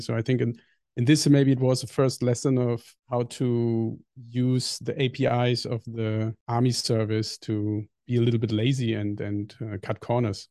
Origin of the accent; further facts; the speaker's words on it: Germany; born or raised there; English is a second language; moved away as an adult; also born or lived in New Zealand / Indonesia